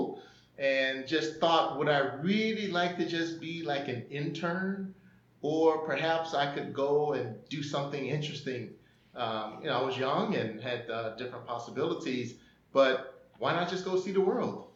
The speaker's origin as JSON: {"language": "English", "town": "Missouri City", "region": "Texas", "country": "United States", "tie": "born or raised there", "also_born_or_lived": "Taipei, Taiwan / Seoul, South Korea", "moved": "as an adult", "said": "I'm from Missouri City, Texas. It's a small little suburban city outside of Houston, Texas. And so that's where I grew up until college"}